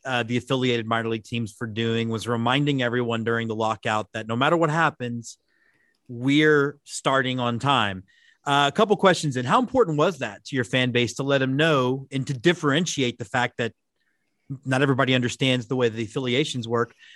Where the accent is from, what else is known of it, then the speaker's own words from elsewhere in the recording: Houston, Texas, United States; I'm from Houston, Texas, so we see ice, like, eight times in my lifetime down there